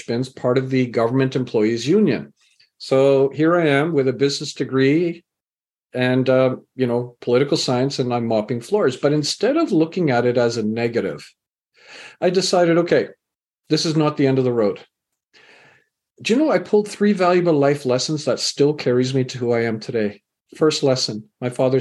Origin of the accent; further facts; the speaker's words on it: Canada; also born or lived in England; I was born in England, raised in Canada.